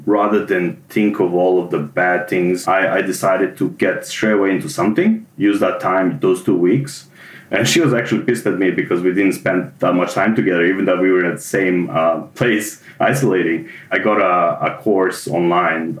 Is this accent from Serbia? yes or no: yes; Serbia; moved away as an adult; also born or lived in Germany; now in Melbourne, Australia; I was born in Serbia and I lived there most of my life